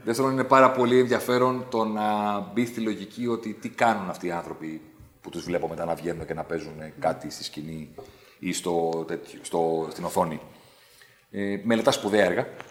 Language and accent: Greek; Athens, Attica, Greece; also born or lived in Vari, Attica; Εγώ άλλαξα σχολείο το 88-89, φύγαμε από τα Πετράλωνα και πήγαμε στα Νότια